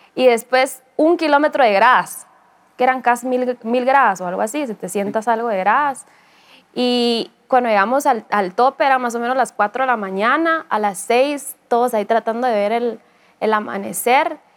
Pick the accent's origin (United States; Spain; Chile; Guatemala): Guatemala; nunca había extrañado tanto mi tierra y, anhelado tanto regresar con mi familia y mi, país